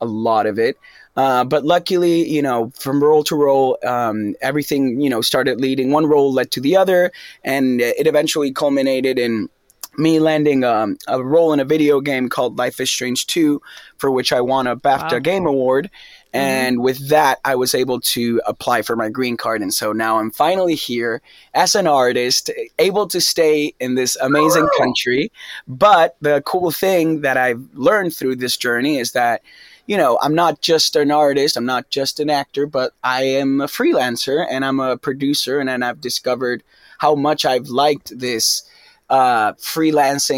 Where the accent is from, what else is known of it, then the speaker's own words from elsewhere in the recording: Argentina; English is a second language; moved away as an adult; also born or lived in New York; now in Los Angeles, United States; I came out from Argentina to LA to study acting